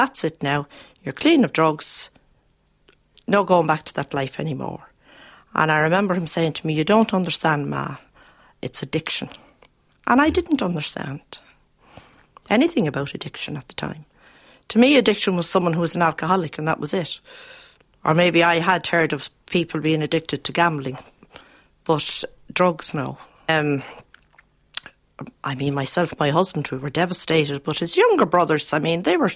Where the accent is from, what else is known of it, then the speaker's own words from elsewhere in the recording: Dublin, Leinster, Ireland; I grew up in Ballyfermot and I married and have five children